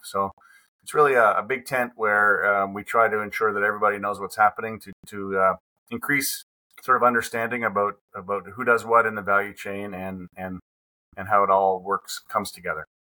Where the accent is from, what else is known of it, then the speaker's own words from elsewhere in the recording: Digby County, Nova Scotia, Canada; also born or lived in Quebec; I was born in Quebec, but I came out here when I was two years old, and I grew up in Digby County, which is uh, a rural part of Nova Scotia